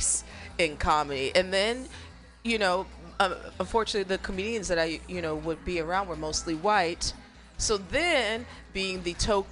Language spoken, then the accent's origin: English; the Ozarks, United States; I'm from the Ozarks, so that's the surrounding I'm used